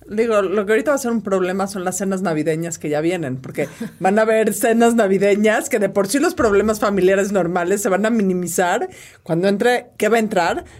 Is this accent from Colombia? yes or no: no; Mexico; todos somos mexicanos